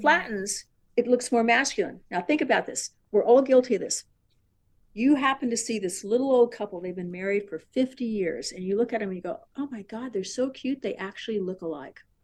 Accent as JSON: {"language": "English", "town": "San Diego", "region": "California", "country": "United States", "tie": "born or raised there", "said": "I was born and raised in San Diego"}